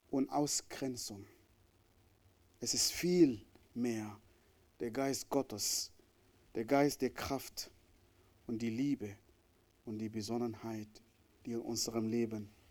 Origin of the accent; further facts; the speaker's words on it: Northern, Sudan; born there; Wie ich am Anfang gesagt habe, ich bin im Nordsudan geboren, in diese, diese islamische Gesellschaft, wo ich Menschen gehasst habe.